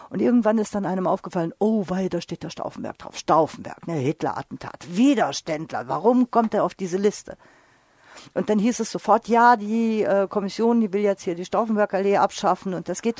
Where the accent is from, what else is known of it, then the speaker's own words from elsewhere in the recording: Düsseldorf, North Rhine-Westphalia, Germany; Ich als Düsseldorferin rege mich doch sehr über die angeführten Gründe auf